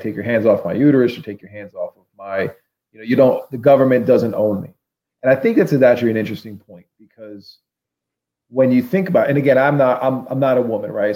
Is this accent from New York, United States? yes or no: no; Pennsylvania, United States; we're both from Pennsylvania